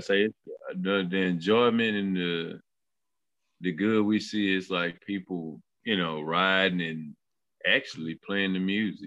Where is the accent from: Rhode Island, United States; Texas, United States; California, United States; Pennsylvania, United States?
Texas, United States; Missouri City; I grew up in Mo City, you know. So you know, I'm a Mo City boy